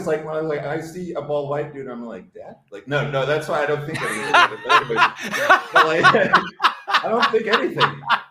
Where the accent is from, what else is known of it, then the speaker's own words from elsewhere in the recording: United States; I grew up in the States, I'm a first generation immigrant.